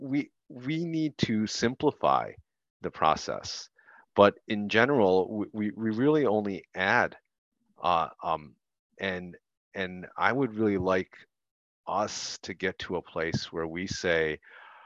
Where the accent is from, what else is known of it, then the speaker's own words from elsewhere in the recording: Detroit, Michigan, United States; I grew up in Detroit